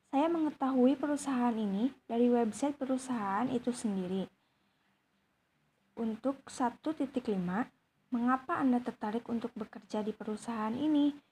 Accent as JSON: {"language": "Indonesian", "town": "Ciamis", "region": "West Java", "country": "Indonesia", "tie": "born there", "said": "saya lahir di Ciamis tanggal 4 April tahun 2003."}